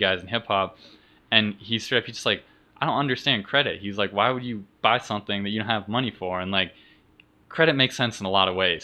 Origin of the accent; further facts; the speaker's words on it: Vermont, United States; moved away; I'm from Vermont originally in New England